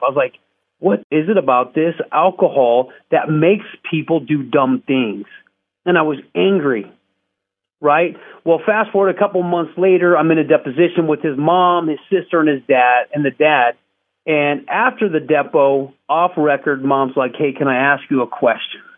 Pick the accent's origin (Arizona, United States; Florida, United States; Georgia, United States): Arizona, United States; Scottsdale; I was a clean-cut kid, born and raised in Scottsdale, huge family, church-going